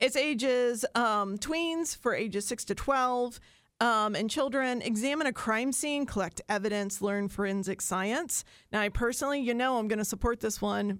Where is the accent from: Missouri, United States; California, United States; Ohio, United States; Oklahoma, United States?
Ohio, United States; Southern; I grew up in Southern Ohio, and I grew up with the Huntington Pops